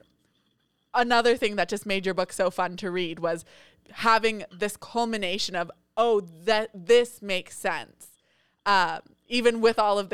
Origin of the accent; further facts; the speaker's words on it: Monterey, California, United States; he is in Monterey now, which is where I grew up